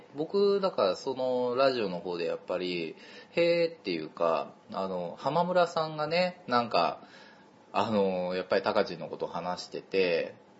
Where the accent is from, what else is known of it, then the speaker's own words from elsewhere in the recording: Kansai, Japan; 僕も関西出身だけど